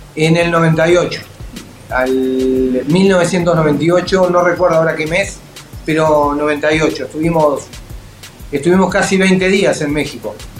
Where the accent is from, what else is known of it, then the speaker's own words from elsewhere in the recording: Uruguay; Somos igual que Nan, somos todos de Uruguay